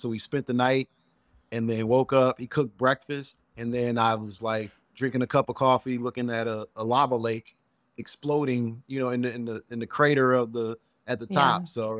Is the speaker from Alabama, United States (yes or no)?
no; Chicago, Illinois, United States; I let them know I'm from the South Side of Chicago.